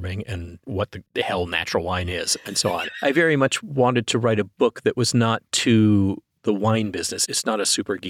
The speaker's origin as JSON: {"language": "English", "region": "Texas", "country": "United States", "tie": "born or raised there", "moved": "yes", "said": "I didn't grow up in any kind of wine drinking family. I grew up in Texas"}